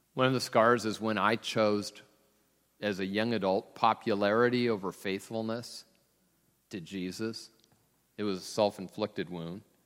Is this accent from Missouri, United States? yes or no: no; Tacoma, Washington, United States; I'm from Tacoma